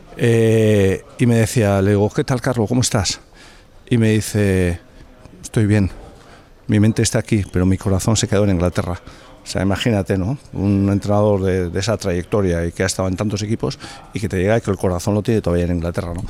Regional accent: Beasain, Basque Country, Spain; also born or lived in Madrid; entrenar al Beasain, el equipo de mi pueblo

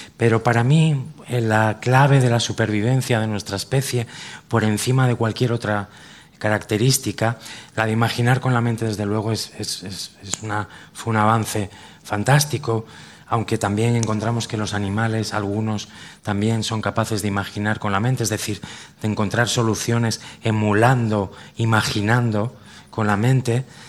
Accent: Cantabria, Spain; los que somos de Cantabria

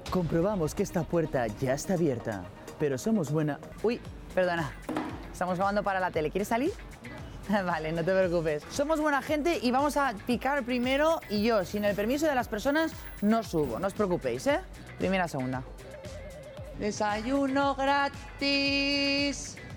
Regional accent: Spain; Somos los españoles, los europeos más confiados y por lo tanto los más vulnerables a robos, timos y estafas.

